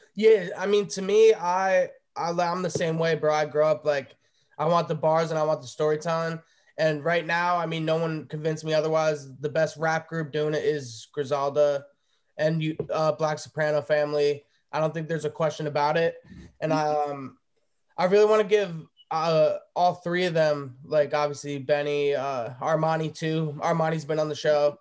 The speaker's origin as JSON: {"language": "English", "region": "New Jersey", "country": "United States", "said": "I'm from the East Coast as well. I'm from New Jersey"}